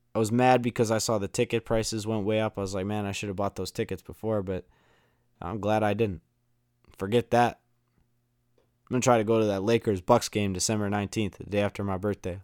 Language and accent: English; Chicago, Illinois, United States; my hometown, Chicago